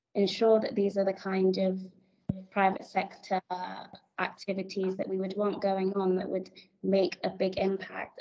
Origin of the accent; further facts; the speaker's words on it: Nigeria; I'm African, I'm Nigerian, and I work in Africa for Africans.